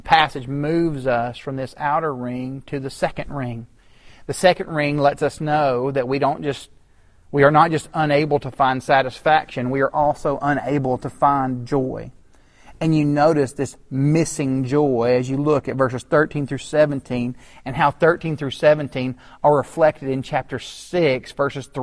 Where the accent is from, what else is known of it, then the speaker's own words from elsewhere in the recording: Chattanooga, Tennessee, United States; my hometown of Chattanooga